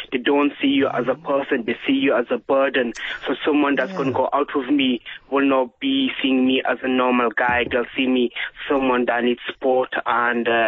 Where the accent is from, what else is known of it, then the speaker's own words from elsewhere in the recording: Scotland, United Kingdom; now in Huddersfield, United Kingdom; I'm Scottish Muslim.